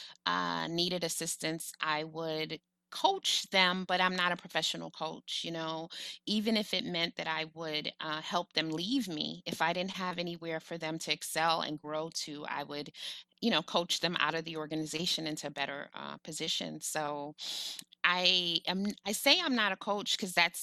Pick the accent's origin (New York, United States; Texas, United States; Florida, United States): New York, United States; New York City; I'm a Black woman from New York City.